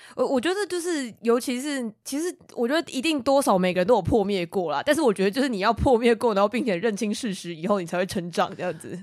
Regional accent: Taiwan; 我们身为台湾人

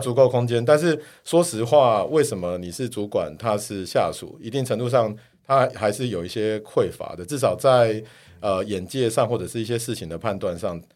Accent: Kaohsiung, Taiwan; accent: Taiwanese; moved away as an adult; also born or lived in South Africa / Beijing / Singapore; 我是台湾，我是高雄人嘛

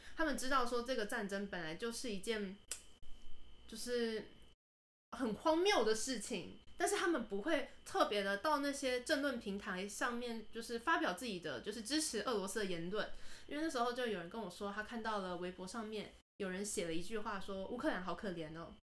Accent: Taiwan; 我是台湾人

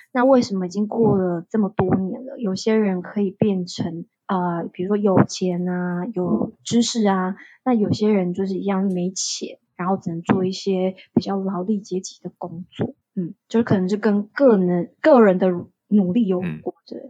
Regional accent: Taiwan; moved away as an adult; now in Phnom Penh, Cambodia; 我以我一个台湾人以外，还有另外一个台湾人，就是两个台湾人。

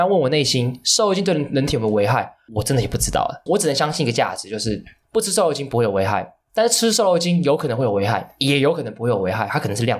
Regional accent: Hong Kong; now in Taiwan; 我们都是香港出生的

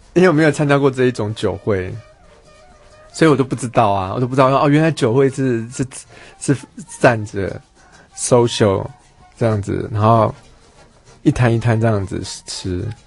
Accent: Taiwan; 我们中国人哦，我们台，中国人真的不信这一套

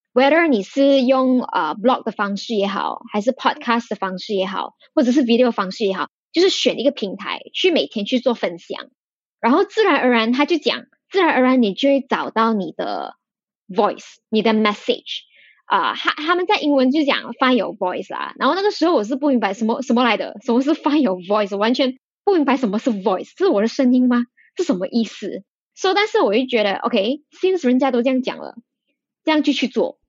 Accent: Malaysia; 我们是马来西亚人

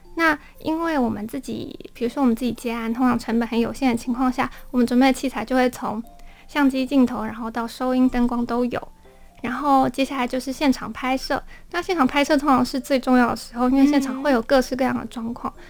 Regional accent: Matsu, Lienchiang County, Taiwan; moved away; 我回到我的老家马祖

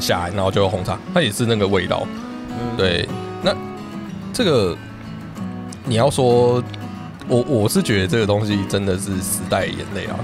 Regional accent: Taipei, Taiwan; 台北人对肉羹汤的印象

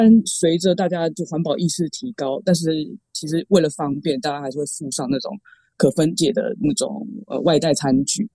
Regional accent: Taipei, Taiwan; 身为台北人

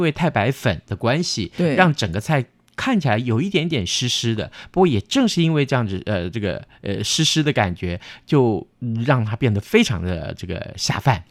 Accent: Tainan, Taiwan; 我们台南人吃韭菜花的时候，把它切成沫儿

